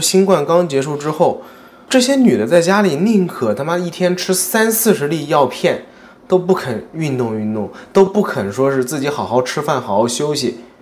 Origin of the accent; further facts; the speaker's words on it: Nantong, Jiangsu, China; now in Japan; 我老家南通